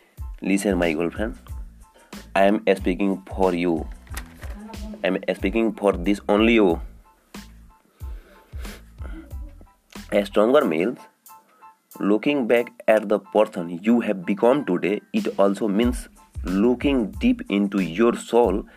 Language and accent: English; India; I am from India